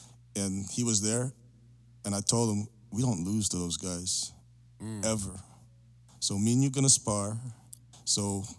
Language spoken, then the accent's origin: English; Umingan, Pangasinan, Philippines; moved away; Luzon, the island of Luzon. A place called, village called La Paz, Umingan, Pangasinan.